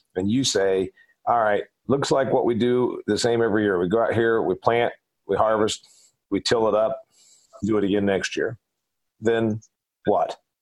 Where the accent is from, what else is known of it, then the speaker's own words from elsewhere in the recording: Indiana, United States; I'm from Indiana